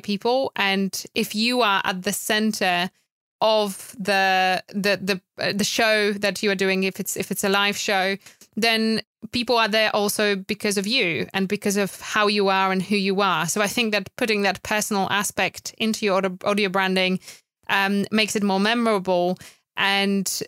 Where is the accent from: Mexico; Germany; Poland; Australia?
Poland; English is a second language; moved away as an adult; now in United Kingdom; I'm originally from Poland, so I've moved to UK after meeting my wonderful husband